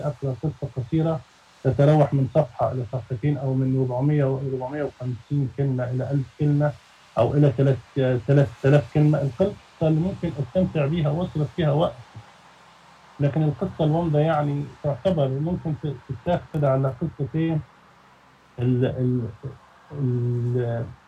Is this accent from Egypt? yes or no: yes; Egypt; احنا عندنا في مصر